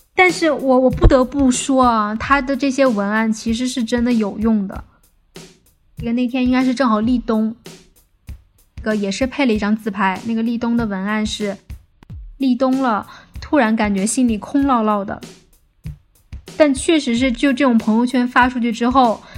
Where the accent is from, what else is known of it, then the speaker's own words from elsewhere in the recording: Beijing, China; 我来自北京，职业是一名影视行业的从业者